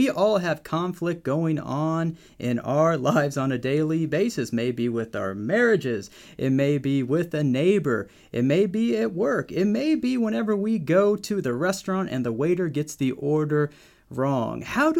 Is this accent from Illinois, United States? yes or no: yes; Rantoul, Illinois, United States; I'm from a town about 15,000, Rantoul, Illinois.